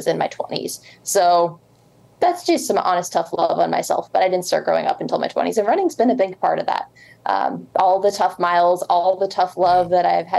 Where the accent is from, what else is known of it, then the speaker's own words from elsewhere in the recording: the Catskills, upstate New York, United States; moved away; I grew up in the Catskills in upstate New York.